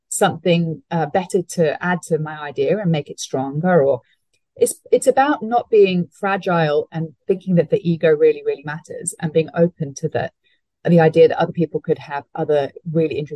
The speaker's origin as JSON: {"language": "English", "country": "Hong Kong", "tie": "born or raised there", "said": "you know, I grew up overseas. I grew up in Hong Kong"}